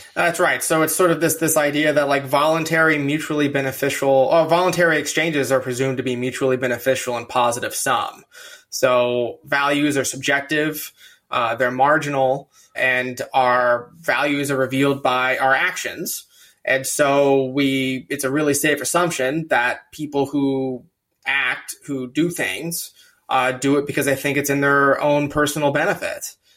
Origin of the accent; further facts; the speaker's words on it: California, United States; now in Virginia, United States; I'm from California